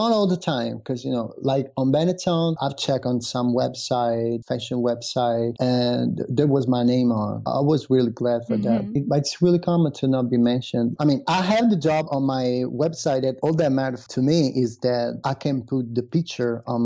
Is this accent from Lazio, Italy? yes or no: yes; Rome, Lazio, Italy; moved away as an adult; now in Milan, Italy; I'm originally from Rome